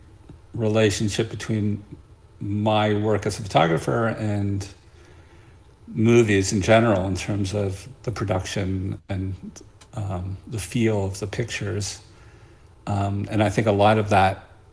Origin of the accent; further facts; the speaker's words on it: New York City, New York, United States; now in Great Barrington, United States; I'm originally from Brooklyn